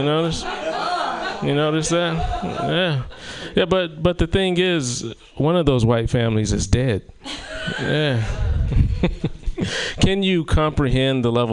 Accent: South Carolina, United States; moved away; my hometown of South Carolina

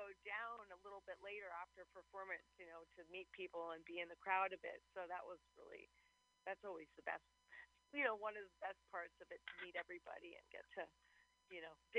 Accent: New York City, New York, United States; moved away as an adult; now in Los Angeles, United States; I am from New York City, yes.

